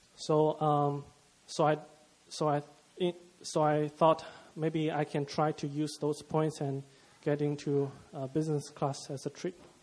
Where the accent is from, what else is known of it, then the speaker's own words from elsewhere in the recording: China; moved away as an adult; from China.